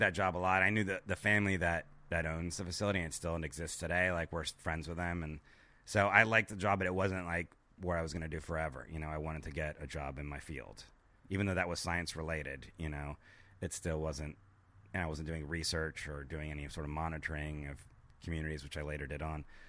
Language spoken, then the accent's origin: English; Miami, Florida, United States; I'm from Miami, Florida